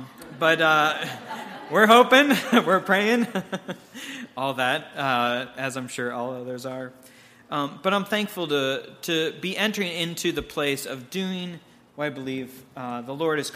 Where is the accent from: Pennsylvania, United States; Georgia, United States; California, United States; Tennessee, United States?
Pennsylvania, United States; Pittsburgh; My wife and I hail from the North Hills of Pittsburgh